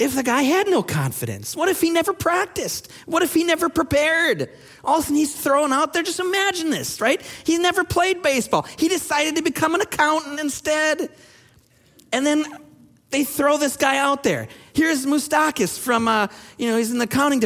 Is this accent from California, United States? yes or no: no; Minnesota, United States; I'm from Minnesota. I'm a Twins fan